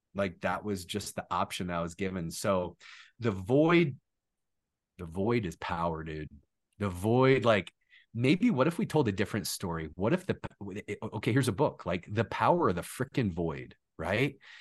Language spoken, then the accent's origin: English; Orlando, Florida, United States; growing up in Orlando, in Disney's backyard, right across the street from Universal too, that's a really cool place to grow up